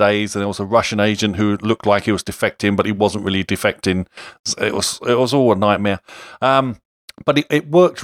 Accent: London, United Kingdom; I'm from London.

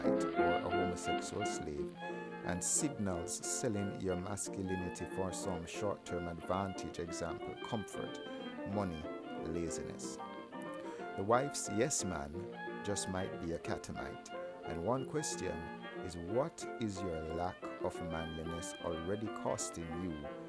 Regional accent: Jamaica; I grew up in Jamaica with mainly assertive women

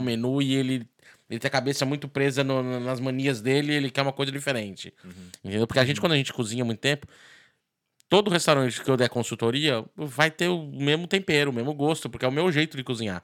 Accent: São Paulo, Brazil; moved away as an adult; also born or lived in Miami; now in Ireland; sou de São Paulo

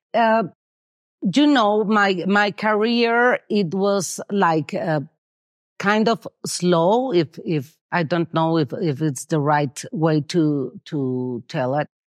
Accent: Mexico City, Mexico; moved away as an adult; now in San Miguel de Allende, Mexico; I'm from Mexico City

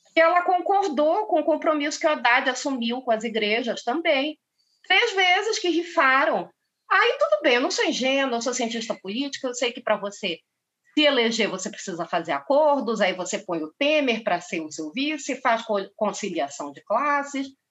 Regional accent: Pará, Brazil; Eu sou paraense

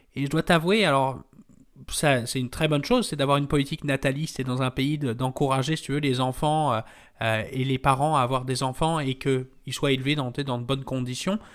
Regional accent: France; je parle en tant que Français

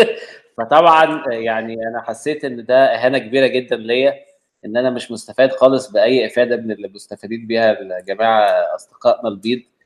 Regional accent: Egypt; كواحد مصري

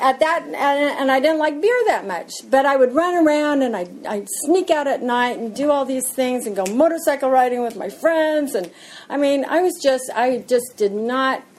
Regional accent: Yakima, Washington, United States; I was born and raised in Washington, in Yakima, Washington

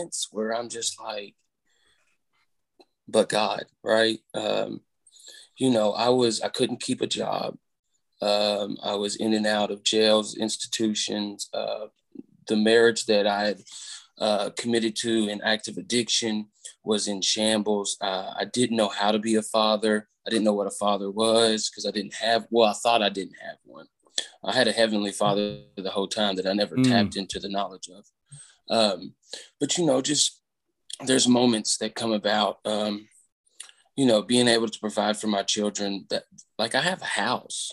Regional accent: Louisville, Kentucky, United States; moved away as an adult; now in Lexington, United States; I'm originally from Louisville. I live in Lexington

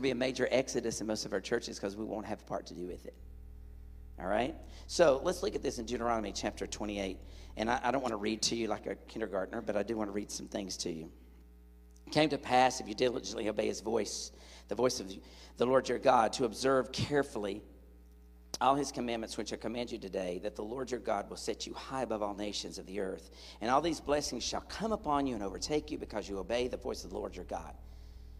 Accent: Tennessee, United States; moved away; I'm from Tennessee

